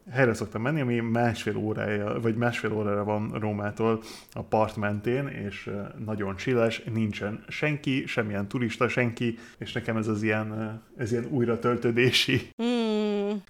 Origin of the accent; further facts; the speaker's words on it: United Kingdom; Én Brit vagyok.